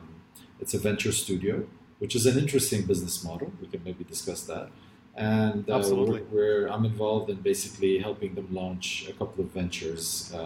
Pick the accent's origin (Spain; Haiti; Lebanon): Lebanon; born there; I'm born in Lebanon.